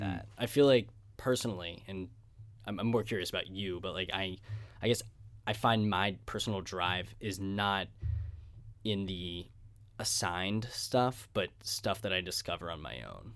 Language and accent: English; Pittsburgh, Pennsylvania, United States; I was from, I'm from Squirrel Hill.